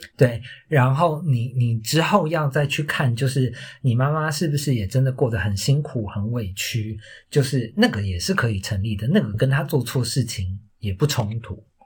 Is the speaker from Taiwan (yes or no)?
yes; Taiwan; moved away; also born or lived in Australia; 我那个时候就是离开了台湾这个环境